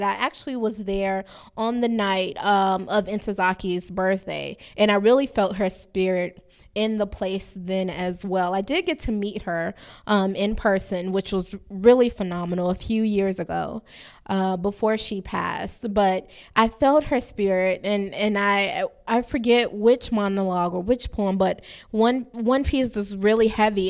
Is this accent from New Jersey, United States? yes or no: no; Miami, Florida, United States; growing up in Liberty City